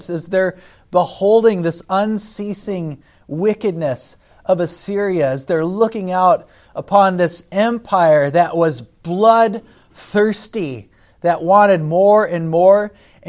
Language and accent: English; United States; as an American citizen